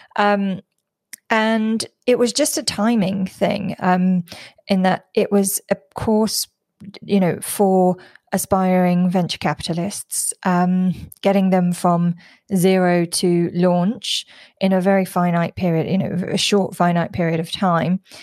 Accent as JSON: {"language": "English", "region": "London", "country": "United Kingdom", "moved": "as an adult", "lives_now": "Singapore", "said": "I'm originally from London and I live in Singapore in Southeast Asia."}